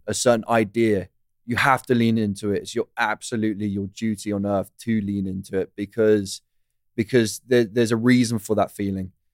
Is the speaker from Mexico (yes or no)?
no; United Kingdom; I'm British.